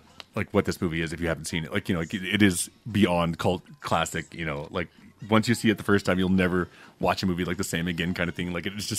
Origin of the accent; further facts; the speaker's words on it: Baton Rouge, Louisiana, United States; I'm from Baton Rouge.